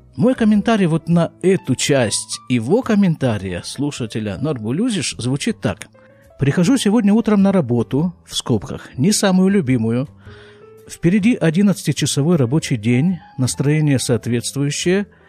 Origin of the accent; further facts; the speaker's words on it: Krasnoyarsk, Krasnoyarsk Krai, Russia; moved away as an adult; now in Israel; я же из Красноярска, причем не просто из Красноярска, а с его рабочей окраины. Я там прожил 32 с половиной года